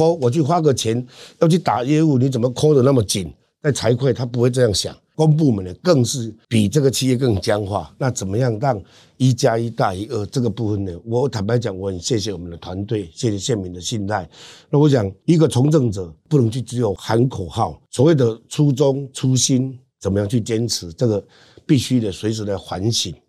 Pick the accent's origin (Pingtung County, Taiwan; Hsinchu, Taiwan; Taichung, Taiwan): Pingtung County, Taiwan; Hengchun Peninsula; 又是来自最偏远的恒春半岛，